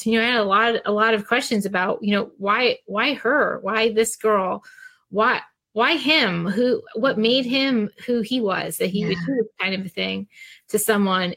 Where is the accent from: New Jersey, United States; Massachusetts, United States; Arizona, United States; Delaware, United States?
New Jersey, United States; when I was a teenager in New Jersey